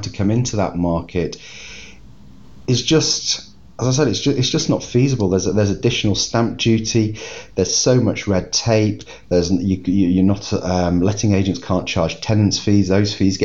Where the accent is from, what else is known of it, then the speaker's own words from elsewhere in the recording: United Kingdom; being British